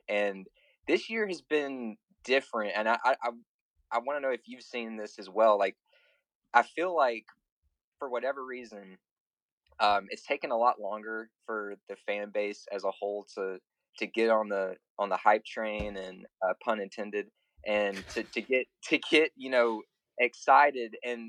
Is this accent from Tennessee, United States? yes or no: yes; Memphis, Tennessee, United States; I'm from Memphis